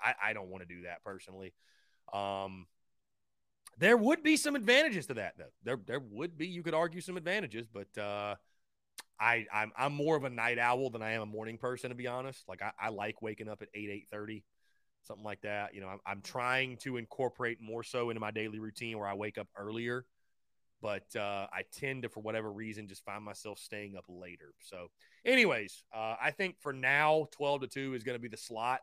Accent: North Augusta, South Carolina, United States; I'm from North Augusta. Yeah, born and raised

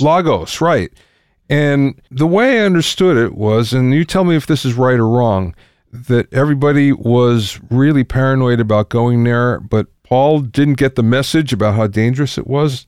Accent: Pottsville, Pennsylvania, United States; I'm from Pottsville

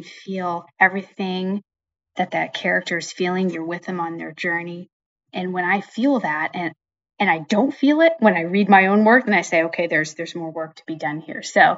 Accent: Pennsylvania, United States; now in New Jersey, United States; So I would start by saying I grew up in Western Pennsylvania, which is part of Northern Appalachia. A lot of my books, I guess all of my books now, are set there. So that's where I grew up.

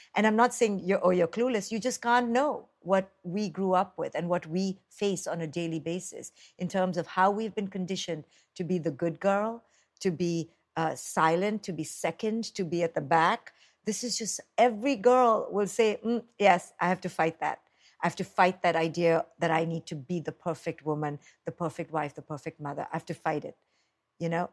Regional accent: India; now in United States; I grew up in India

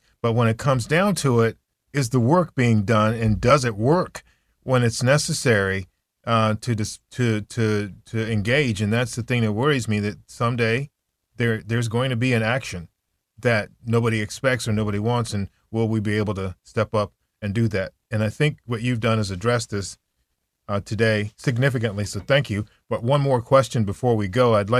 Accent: United States; as an American and as a global citizen

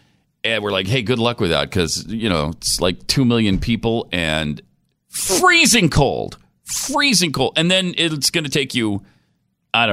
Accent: Montana, United States; also born or lived in Utah / Houston, United States; I grew up in Montana where it's really dry, and then moved to Utah first, where it was probably even drier, one of the driest places on the planet, and then moved back east where it was occasionally humid, but then wound up in Houston for 8 years where it's always humid.

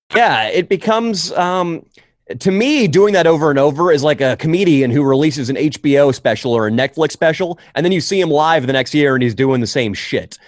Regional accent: Northern California, United States; I grew up in California, Northern California

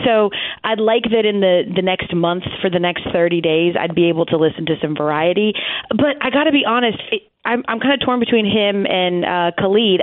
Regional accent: Atlanta, Georgia, United States; I'm from Atlanta

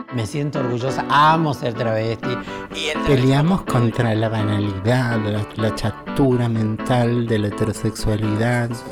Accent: Córdoba, Argentina; moved away; yo soy cordobesa

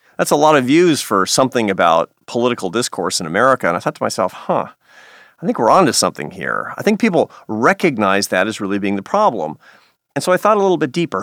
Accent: Seattle, Washington, United States; Seattle, Washington is my hometown

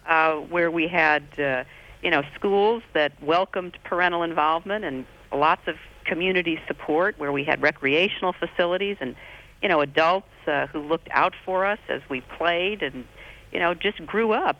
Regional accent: Midwest, United States; I grew up in the Midwest

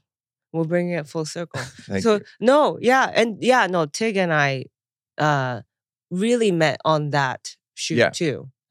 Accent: Chiba, Japan; moved away; also born or lived in Taiwan; I moved here. Yeah. I moved here from Japan, near Tokyo, a prefecture called Chiba. And then I was born in Taiwan.

